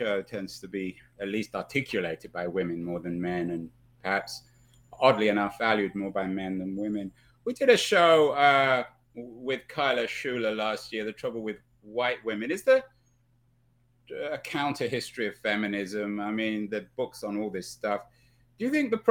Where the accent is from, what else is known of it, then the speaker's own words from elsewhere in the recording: London, United Kingdom; now in San Francisco, United States; I was born in London